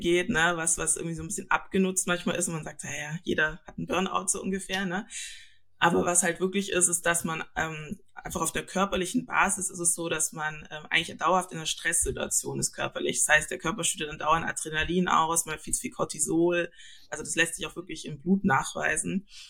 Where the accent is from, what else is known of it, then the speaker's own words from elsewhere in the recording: Stuttgart, Baden-Württemberg, Germany; moved away as an adult; now in Lübeck, Germany; Ich komme eigentlich aus Süddeutschland, aus Stuttgart und äh, genau, bin da aufgewachsen, geboren und so weiter